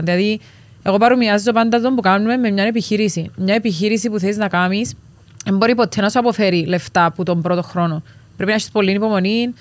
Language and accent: Greek; Cyprus; moved away; Είμαστε νησιώτες, είμαστε Κυπρέοι, οπότε θέλαμε κάπω να ξεφύγουμε από το reality και τη ζωή μας στην Κύπρο